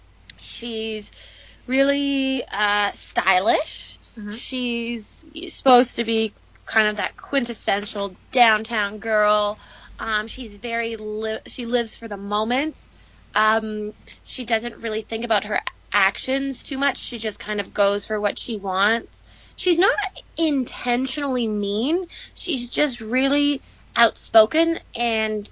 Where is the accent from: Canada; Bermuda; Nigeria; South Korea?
Canada; We're Canadian. We're Canadian, so technically we are supposed to speak French